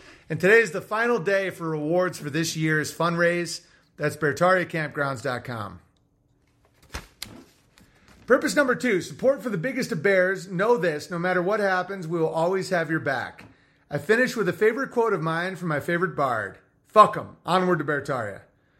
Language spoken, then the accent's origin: English; Massachusetts, United States; I grew up in the Berkshire Mountains of Western Massachusetts.